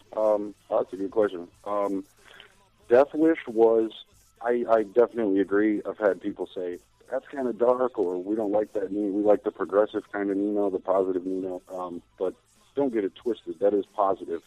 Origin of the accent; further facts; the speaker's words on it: United States; for me being an American